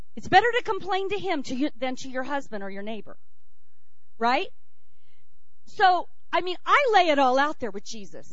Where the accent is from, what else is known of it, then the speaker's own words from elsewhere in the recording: United States; being an American.